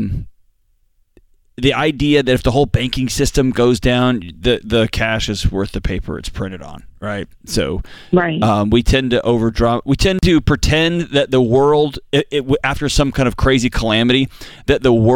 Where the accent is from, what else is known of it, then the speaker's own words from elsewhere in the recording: Houston, Texas, United States; I grew up in Houston